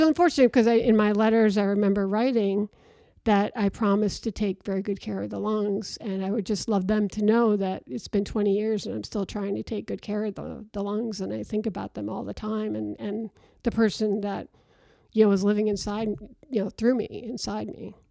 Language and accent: English; Rome, New York, United States; moved away; also born or lived in Virginia; I'm from Rome, New York. So it was a bunch of Italians, of course, in Rome